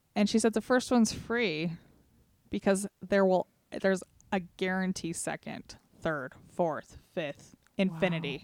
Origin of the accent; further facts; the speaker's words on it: Sevier County, Utah, United States; we're from Sevier County